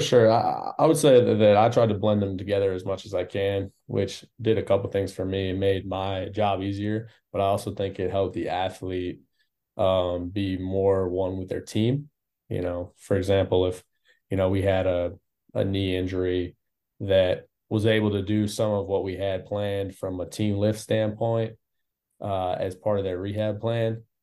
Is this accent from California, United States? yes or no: no; Wisconsin, United States; moved away as an adult; also born or lived in Houston, United States; now in Phoenix, United States; originally I'm from Wisconsin.